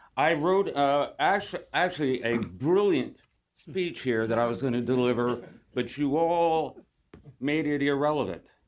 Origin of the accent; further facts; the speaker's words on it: Delaware, United States; accent: Delaware; moved away as an adult; now in Norfolk, United States; I've been here about 30 years, but I am stubbornly holding on to my Delaware accent.